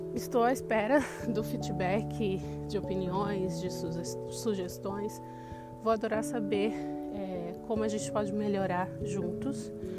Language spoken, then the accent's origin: Portuguese; Brazil; moved away as an adult; now in Switzerland; sou brasileira, mas moro na Suíça há três anos